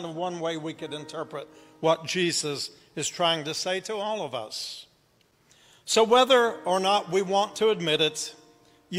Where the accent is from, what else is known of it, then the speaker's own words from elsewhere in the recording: Appalachia, United States; accent: Appalachian; also born or lived in Kingsport, Tennessee; here I am speaking Appalachian again